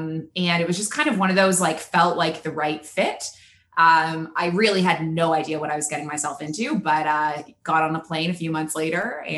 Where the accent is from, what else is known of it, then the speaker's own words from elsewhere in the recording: Toronto, Ontario, Canada; moved away as an adult; also born or lived in Kingston, Ontario / Kuwait; now in Abu Dhabi, United Arab Emirates; I am 29 years old. I am a Canadian. I grew up in the city of Toronto, and I moved out to the Middle East. I moved to Kuwait, actually, when I was 23. And I have now been here for 6 years.